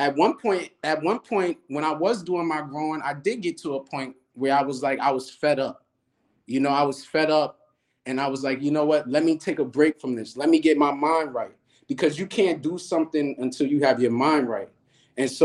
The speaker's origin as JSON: {"language": "English", "town": "New York City", "region": "New York", "country": "United States", "said": "I'm from Brooklyn. Some would consider East New York, Starrett City"}